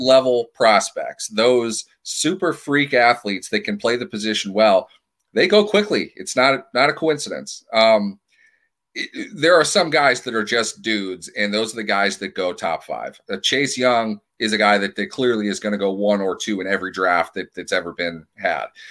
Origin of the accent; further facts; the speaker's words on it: Minneapolis, Minnesota, United States; now in Pittsburgh, United States; I'm from Minneapolis originally. I live in Pittsburgh now.